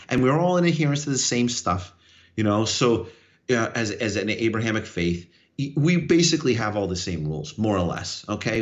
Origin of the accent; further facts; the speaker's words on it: New York, United States; I'm a New Yorker.